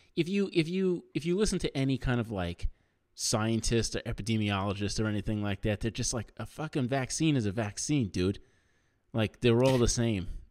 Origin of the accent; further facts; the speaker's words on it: New York, United States; growing up in New York, like, when I was a kid